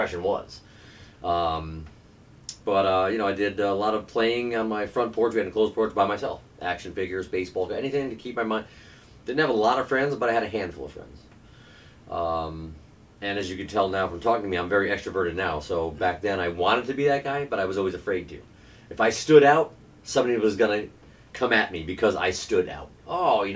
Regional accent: Albany, New York, United States; I grew up in Albany, New York

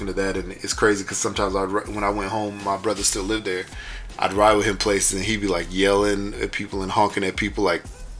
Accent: Houston, Texas, United States; I grew up in Houston, Texas

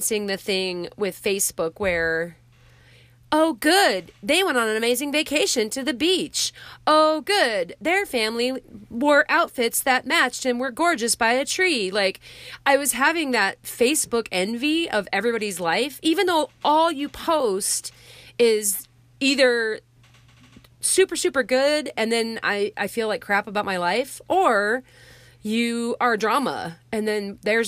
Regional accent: Wyoming, United States; moved away; I'm originally from Wyoming

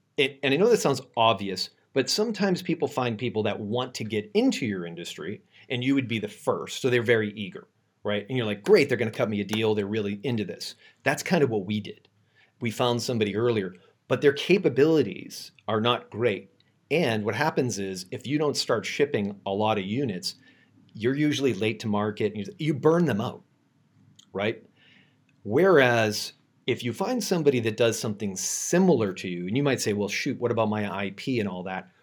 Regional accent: Boston, Massachusetts, United States; now in San Francisco, United States; I'm originally from Boston, um, but I live in San Francisco now

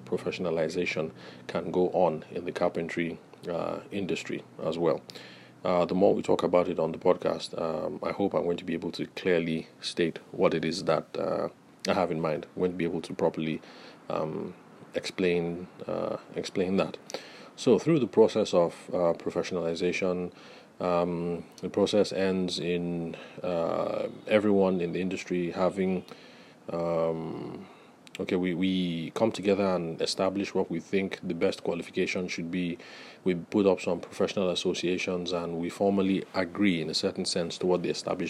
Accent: Nigeria; I'm Nigerian

